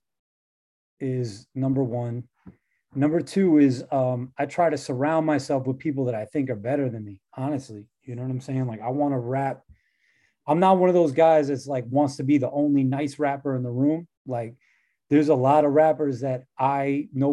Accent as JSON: {"language": "English", "region": "New York", "country": "United States"}